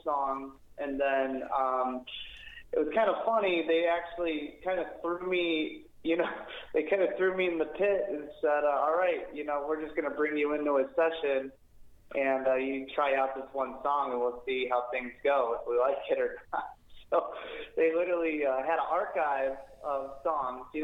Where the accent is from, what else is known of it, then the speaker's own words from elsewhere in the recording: Chicago, Illinois, United States; moved away as an adult; now in California, United States; I grew up in Chicago, like the Chicagoland area